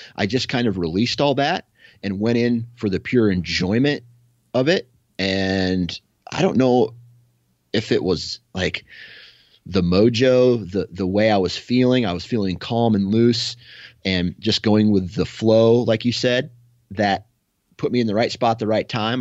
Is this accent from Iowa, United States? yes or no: yes; Iowa, United States; I come from Iowa, right? So, I just see cornfields